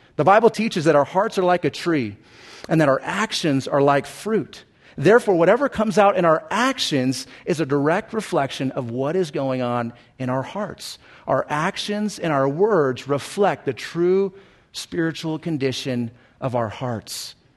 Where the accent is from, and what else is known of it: Southern California, United States; born or raised there